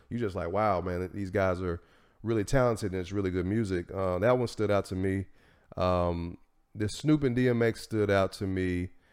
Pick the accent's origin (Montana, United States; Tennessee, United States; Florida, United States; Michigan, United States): Tennessee, United States; I'm from Tennessee